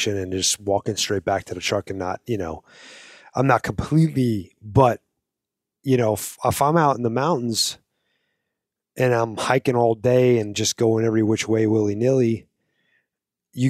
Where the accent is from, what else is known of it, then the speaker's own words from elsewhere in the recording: East Coast, United States; I wasn't born in the Midwest, but I was born on the East Coast